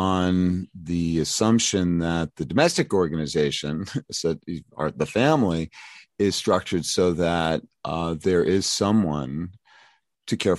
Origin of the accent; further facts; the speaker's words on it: New York City, New York, United States; Brooklyn, my hometown.